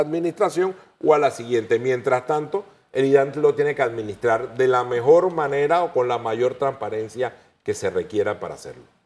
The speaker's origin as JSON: {"language": "Spanish", "country": "Panama", "said": "como panameños"}